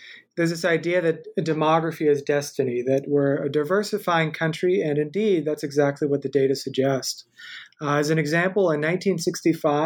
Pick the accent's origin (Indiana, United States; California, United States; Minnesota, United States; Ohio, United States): Indiana, United States; moved away as an adult; also born or lived in Massachusetts; I'm actually originally from Indiana, so I'm kind of back home, my home state, a Midwestern boy